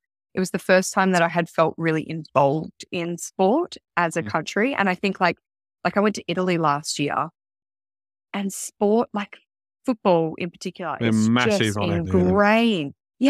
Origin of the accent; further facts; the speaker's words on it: Kalamunda, Western Australia, Australia; I had a really wonderful mom, a really wonderful family, and I had a beautiful childhood growing up in Kalamunda. So Kalamunda represents.